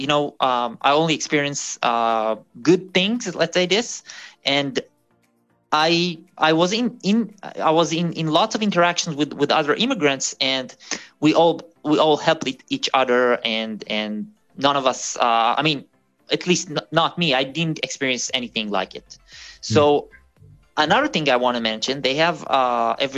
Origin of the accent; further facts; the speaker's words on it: Israel; moved away as an adult; now in Germany; I'm from Israel originally